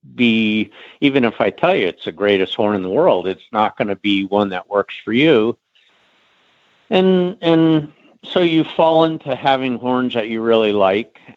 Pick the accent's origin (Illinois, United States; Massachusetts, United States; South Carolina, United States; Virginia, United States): Virginia, United States; Middleburg; I grew up in Middleburg.